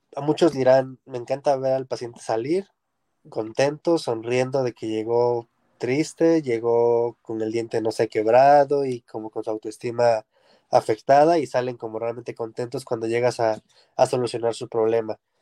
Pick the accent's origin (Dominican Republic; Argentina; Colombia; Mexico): Mexico